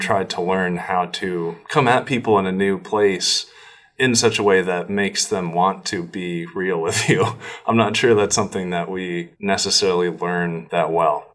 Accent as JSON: {"language": "English", "town": "Norway", "region": "Maine", "country": "United States", "tie": "born or raised there", "moved": "yes", "said": "i was born and raised in this town in Norway"}